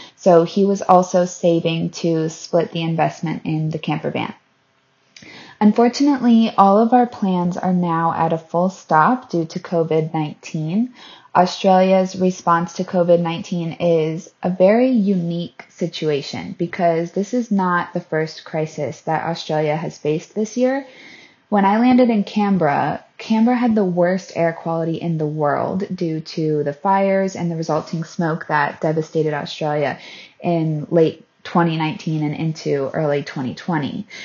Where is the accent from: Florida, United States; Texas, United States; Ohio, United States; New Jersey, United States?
Florida, United States; moved away as an adult; I'm from Florida in the U S